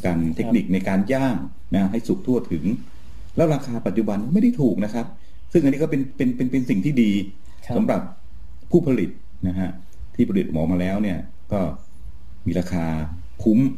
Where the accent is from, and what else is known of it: Rayong, Thailand